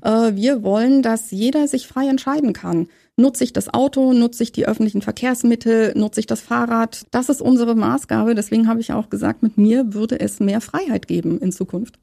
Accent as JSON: {"language": "German", "region": "Saxony-Anhalt", "country": "Germany", "tie": "born or raised there", "moved": "as an adult", "lives_now": "Berlin, Germany", "said": "Ich komme aus Berlin und bin gebürtige Sachsen-Anhaltinerin und bin in der DDR groß geworden"}